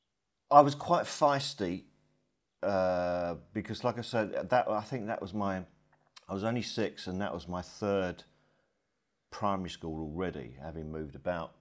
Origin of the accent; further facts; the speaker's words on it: King's Lynn, East of England, United Kingdom; also born or lived in Blackburn; I was born in the north. I was born in Blackburn, and we moved to near King's Lynn when I was about six.